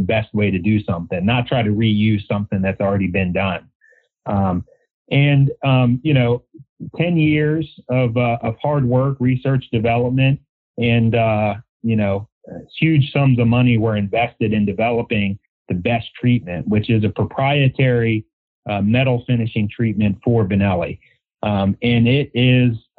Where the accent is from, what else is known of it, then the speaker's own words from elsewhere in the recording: Maryland, United States; Here in Maryland, born and raised on the Chesapeake Bay and tributaries